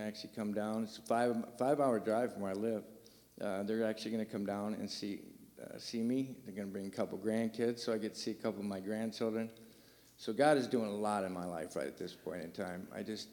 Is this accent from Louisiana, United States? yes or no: no; Michigan, United States; moved away as an adult; now in Terre Haute, United States; I am from Michigan